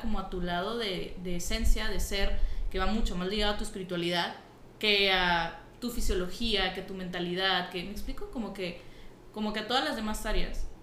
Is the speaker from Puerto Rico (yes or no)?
no; Nuevo León, Mexico; soy Nuevo Leonesa